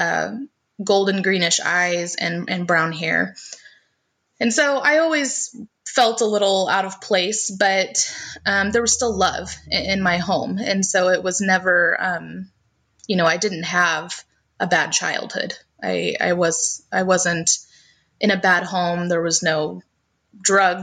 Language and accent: English; Missouri, United States; also born or lived in Tennessee; I was actually raised in Missouri.